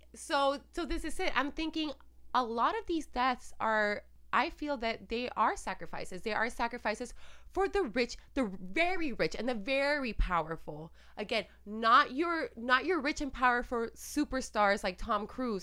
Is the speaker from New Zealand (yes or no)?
no; Puerto Rico; I'm Latina and I'm from Puerto Rico and we practice santeria there and, you know, and I grew up with all this